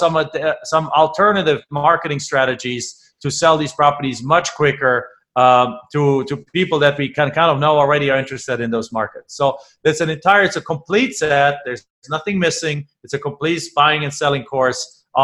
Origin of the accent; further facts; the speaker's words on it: Germany; English is a second language; moved away; I'm from Germany